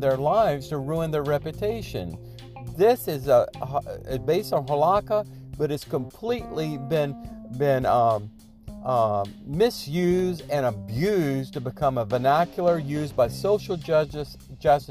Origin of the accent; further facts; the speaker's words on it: Deep South, United States; I grew up in the Deep South